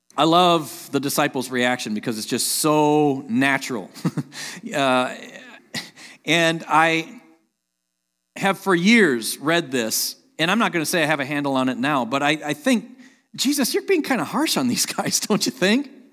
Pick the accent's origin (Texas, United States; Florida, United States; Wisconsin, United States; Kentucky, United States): Wisconsin, United States; Sheboygan; moved away as an adult; also born or lived in Terre Haute, Indiana; I grew up in Sheboygan, Wisconsin